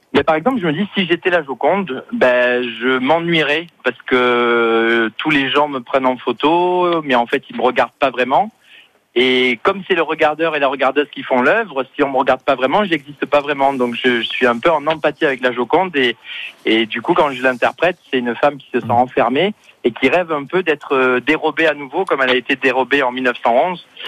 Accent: Marseille, Provence-Alpes-Côte d'Azur, France; now in Paris, France; j'habite Paris maintenant, mais c'est vrai que je suis originaire de Marseille

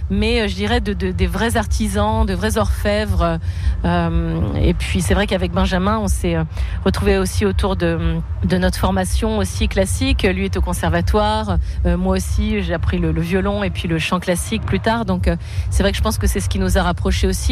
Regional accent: Brittany, France; ma Bretagne, là où je suis née

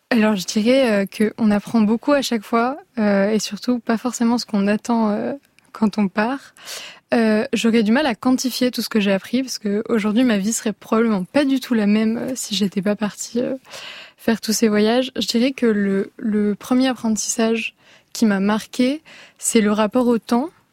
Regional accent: Paris, Île-de-France, France; je viens de Paris

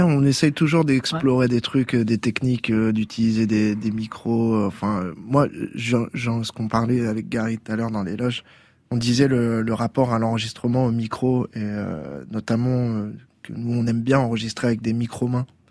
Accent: Tours, Centre-Val de Loire, France; le quartier des arts, là où j'ai grandi, qui est un quartier populaire à hein Tours, dans le Vieux Tours

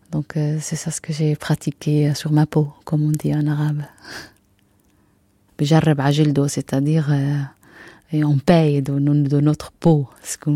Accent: Acre, Northern District, Israel; moved away as an adult; now in France; je suis née à Saint-Jean d'Acre. Et à l'époque, euh, on n'était pas loin de, la mer, on était dans la vieille ville

